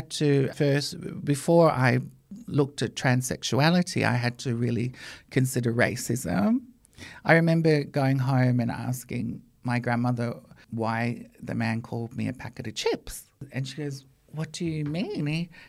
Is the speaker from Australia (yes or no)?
yes; Australia; were propellers back there. You know, Australia is all I've really known. It's my home.